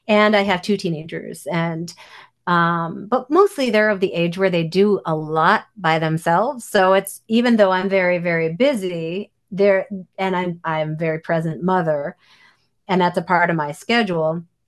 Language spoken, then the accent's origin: English; New York City, New York, United States; I grew up in Manhattan